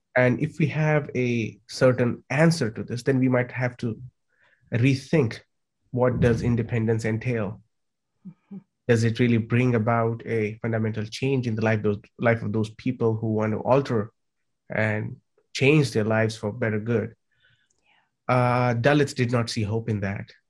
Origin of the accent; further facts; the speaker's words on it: India; I come from India.